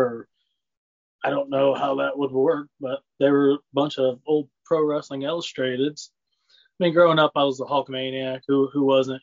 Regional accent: Lincoln, Illinois, United States; I grew up here in Lincoln, Illinois, um, small town

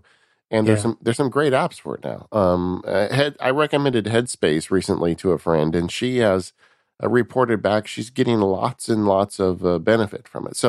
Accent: California, United States; I'm from California, guys. Guacamole is our national food here.

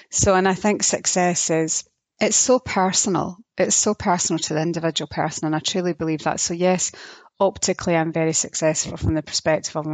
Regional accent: Germany; born there; I was born in Germany.

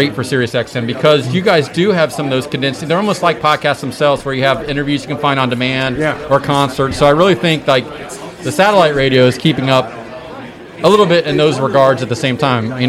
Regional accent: Cincinnati, Ohio, United States; now in Columbus, United States; I'm from Cincinnati

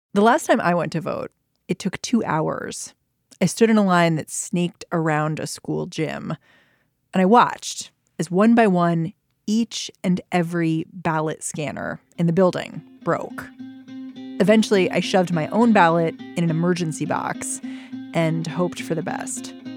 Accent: Maryland, United States; I grew up in Maryland

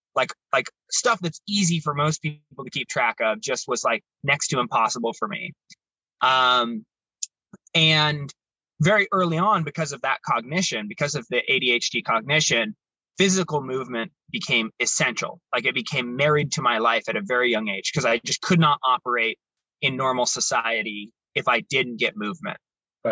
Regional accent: Baker City, Oregon, United States; also born or lived in Salem, Oregon; I grew up in Baker City, Oregon

